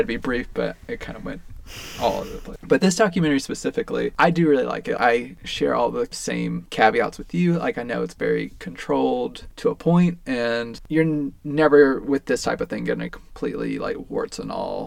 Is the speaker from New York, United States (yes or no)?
no; Tennessee, United States; we're from Tennessee